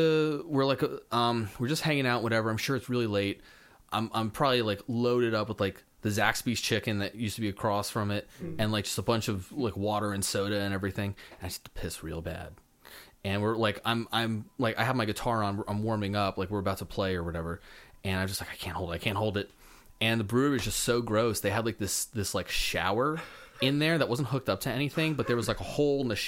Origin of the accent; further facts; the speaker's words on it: Raleigh, North Carolina, United States; growing up in the Raleigh, North Carolina music scene